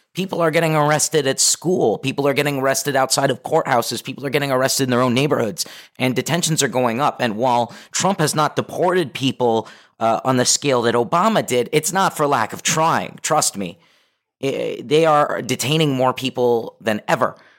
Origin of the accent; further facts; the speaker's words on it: Los Angeles, California, United States; I'm local, I'm from the Valley, I grew up here